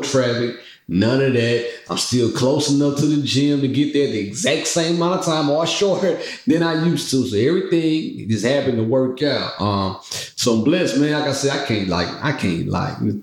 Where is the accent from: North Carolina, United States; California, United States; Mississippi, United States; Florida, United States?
Mississippi, United States; moved away; I'm from Mississippi. I've been in the country my whole life